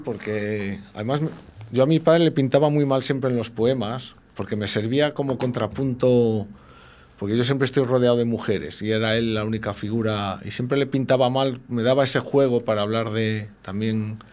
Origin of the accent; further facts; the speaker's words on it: Spain; como somos castellanos de hombres rudos del invierno